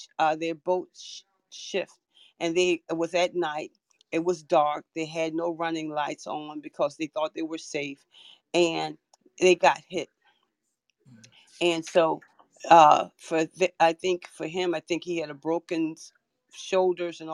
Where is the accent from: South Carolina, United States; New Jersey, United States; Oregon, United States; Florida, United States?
South Carolina, United States; Charleston; I'm from Charleston, South Carolina